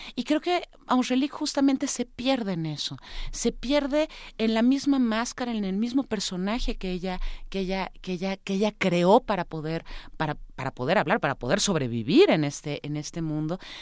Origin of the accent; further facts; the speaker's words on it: Mexico; soy mexicana, vivo, vivo en México